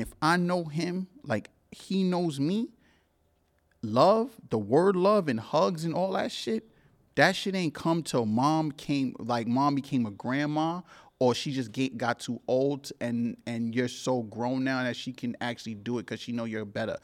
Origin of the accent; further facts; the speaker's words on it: New York City, New York, United States; also born or lived in Cambria Heights, Queens; I grew up in Crown Heights and I grew up in Cambria Heights, which is a spot in Jamaica, Queens